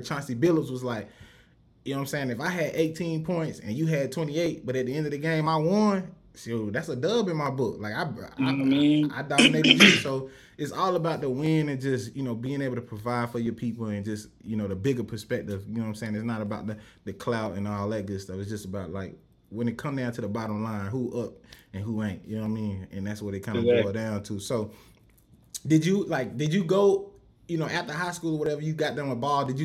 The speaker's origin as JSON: {"language": "English", "town": "Rock Hill", "region": "South Carolina", "country": "United States", "tie": "born or raised there", "said": "growing up in Rock Hill"}